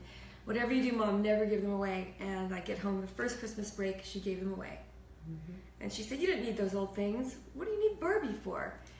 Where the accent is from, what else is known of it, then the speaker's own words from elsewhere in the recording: El Paso, Texas, United States; born there; We moved to El Paso, Texas, where I learned Spanish fluently. I was born in El Paso.